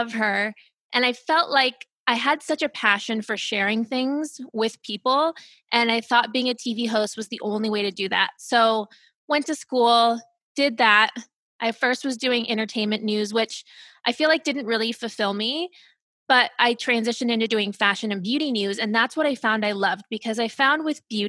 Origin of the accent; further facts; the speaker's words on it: Ohio, United States; also born or lived in Germany / California; I grew up in Ohio. So that's where I'm from, the Midwest. I was born in Germany. My parents worked for the government, so we moved around from Germany to California to Ohio. So that's really where I was raised